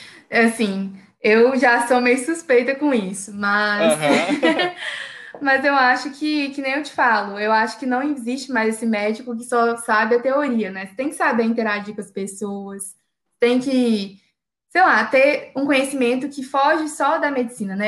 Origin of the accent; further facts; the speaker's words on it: Belo Horizonte, Minas Gerais, Brazil; eu sou de BH